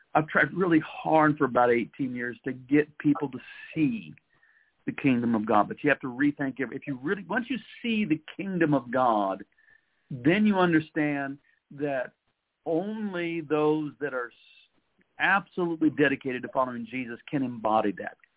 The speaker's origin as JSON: {"language": "English", "country": "United States", "said": "I'm an American"}